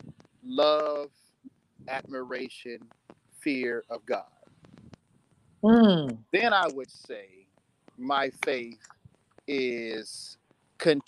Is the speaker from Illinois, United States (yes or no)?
yes; East St. Louis, Illinois, United States; born and raised in East St. Louis